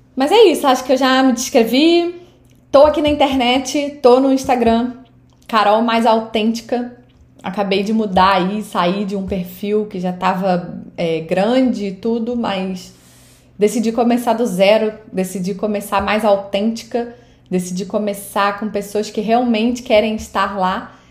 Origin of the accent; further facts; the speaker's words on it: Saquarema, Rio de Janeiro, Brazil; moved away as an adult; now in United States; Eu sou do Rio de Janeiro, sou de Saquarema, no Rio de Janeiro no Brasil. E eu moro aqui nos Estados Unidos já há 13 anos e pouco, quase 14 anos.